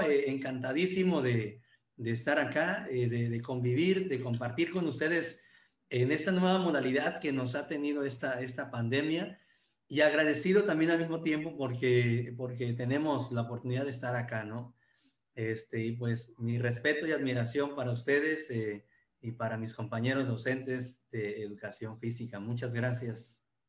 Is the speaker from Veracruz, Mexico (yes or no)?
yes; Martínez de la Torre, Veracruz, Mexico; Aquí le llaman la capital mundial del cítrico y, y soy orgullosamente de Martínez de la Torre, Veracruz, México